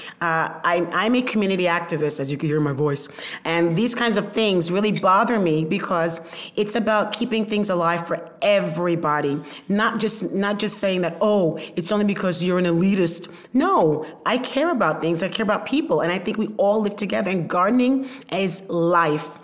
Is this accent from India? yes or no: no; Panama; now in Brooklyn, United States; I come from Panama. I come from the jungle, literally